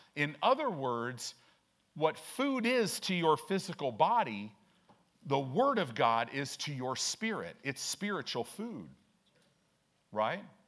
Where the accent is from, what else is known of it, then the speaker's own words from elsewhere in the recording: Chicago, Illinois, United States; now in Omaha, United States; I grew up in Chicago